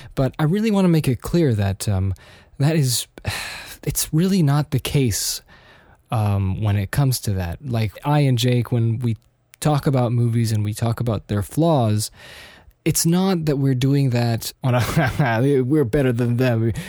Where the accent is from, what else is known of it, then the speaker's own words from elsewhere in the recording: Austria; also born or lived in United States; living in Austria in the early nineties